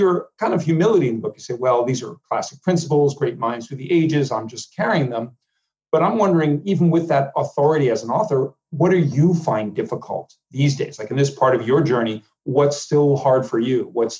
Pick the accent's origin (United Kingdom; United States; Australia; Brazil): United States; New York; I am also from New York.